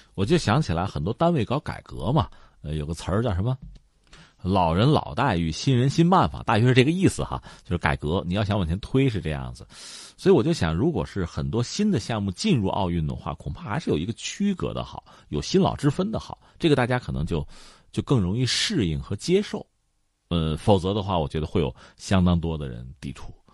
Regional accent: China; 我们中国人传统的心态

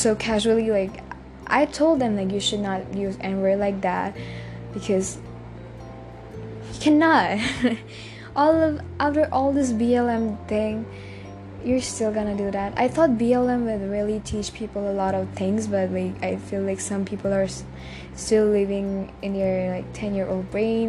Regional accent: India

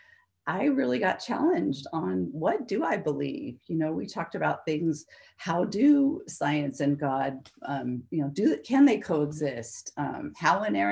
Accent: Monterey, California, United States; I grew up in Monterey

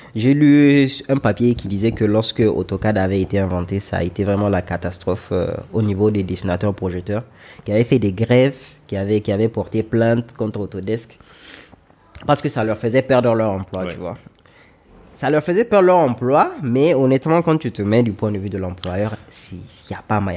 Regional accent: Niger; also born or lived in Lomé, Togo; je suis nigérien, j'ai 29 ans et je suis architecte

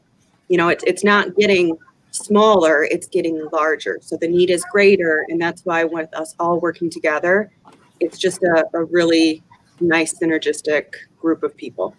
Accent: Owosso, Michigan, United States; also born or lived in Palm Beach, Florida; I grew up in Owosso

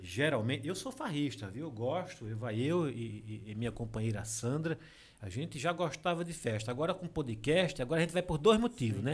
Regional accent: Água Branca, Alagoas, Brazil; moved away; also born or lived in São Paulo; Eu sou de Água Branca, eu sou da Serra da Jurema

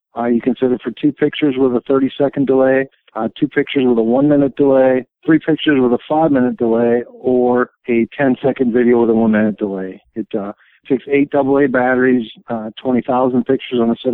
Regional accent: Sparta, Wisconsin, United States; moved away as an adult; now in Kentucky, United States; I was born and raised in Sparta, Wisconsin. I lived there until I was 42 years old

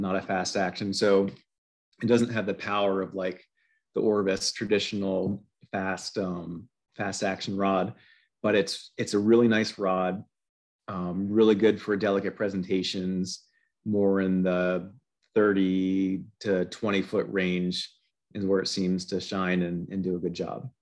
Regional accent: Pennsylvania, United States; I've lived in Pennsylvania my entire life.

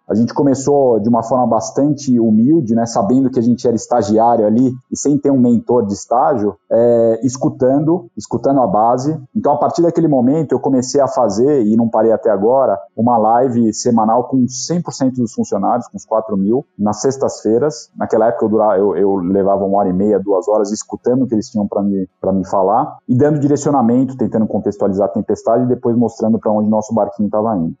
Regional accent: São Paulo, Brazil; moved away as an adult; also born or lived in France; eu sou paulista

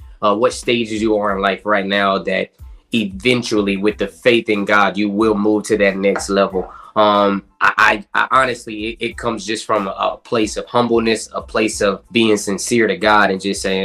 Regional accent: Fayetteville, North Carolina, United States; I am from Fayetteville, North Carolina, by way of the military

